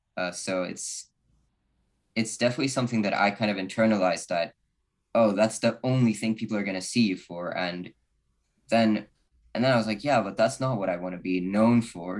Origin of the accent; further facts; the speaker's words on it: Sweden; I'm from Sweden.